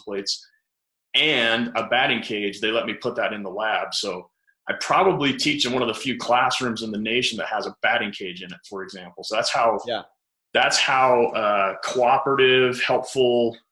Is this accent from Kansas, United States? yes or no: no; Grand Junction, Colorado, United States; also born or lived in Iowa; now in St. George, United States; I grew up in Grand Junction, Colorado